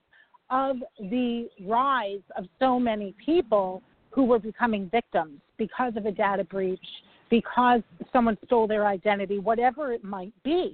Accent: New York, United States; I'm a New Yorker

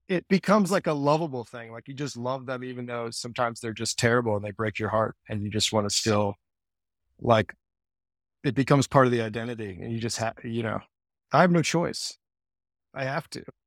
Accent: Cincinnati, Ohio, United States; I grew up in Cincinnati

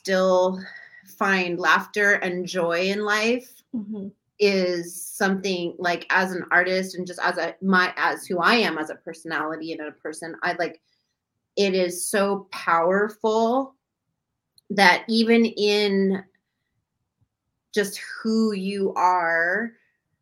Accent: Long Beach, California, United States; I come from Long Beach

